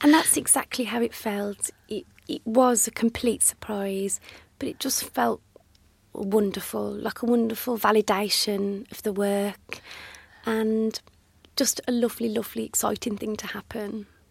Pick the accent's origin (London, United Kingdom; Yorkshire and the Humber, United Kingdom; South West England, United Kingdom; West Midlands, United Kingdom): West Midlands, United Kingdom; Dudley; accent: Black Country; I grew up in Dudley, in the black country, an area sadly with a much maligned accent